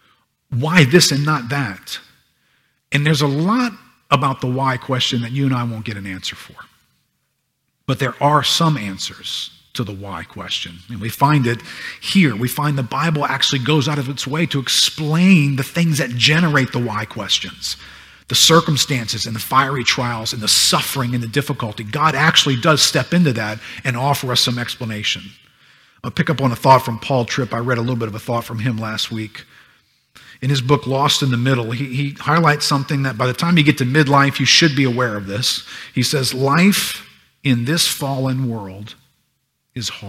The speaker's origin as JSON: {"language": "English", "country": "United States", "tie": "born or raised there", "said": "I grew up in America"}